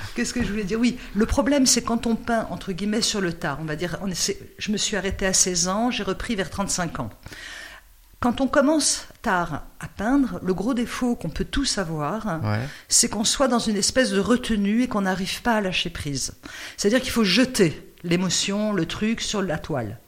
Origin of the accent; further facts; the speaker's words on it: Noisiel, Île-de-France, France; je suis de Noisiel